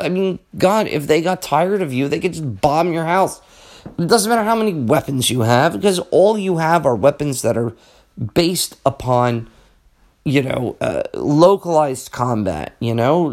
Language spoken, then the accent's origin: English; United States; as an American